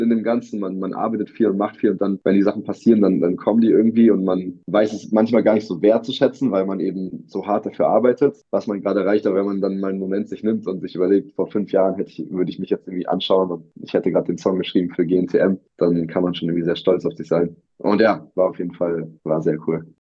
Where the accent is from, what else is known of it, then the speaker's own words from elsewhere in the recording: Berlin, Germany; Berlin meine Heimatstadt ist